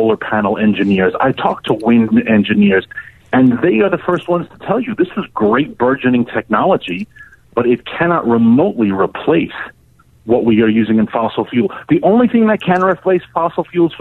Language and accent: English; New York City, New York, United States; I'm from New York City. I know New York pretty well